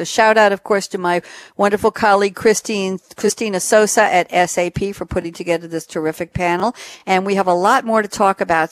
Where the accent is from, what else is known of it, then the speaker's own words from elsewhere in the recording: New York City, New York, United States; I grew up in Douglaston here on Long Island